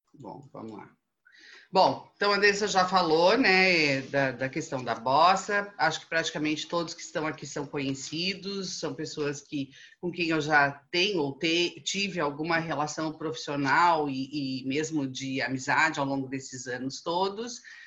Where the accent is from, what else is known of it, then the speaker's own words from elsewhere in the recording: Brazil; nós, como bons brasileiros que somos